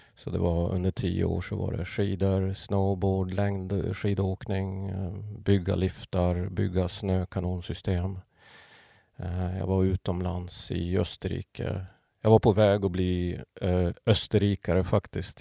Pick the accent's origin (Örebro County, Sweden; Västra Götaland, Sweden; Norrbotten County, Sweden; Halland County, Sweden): Norrbotten County, Sweden; Pajala; moved away; uppväxt i Pajala